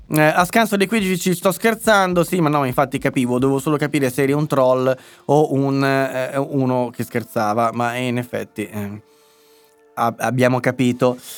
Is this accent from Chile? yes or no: no; Milan, Lombardy, Italy; e dai, io sono milanese.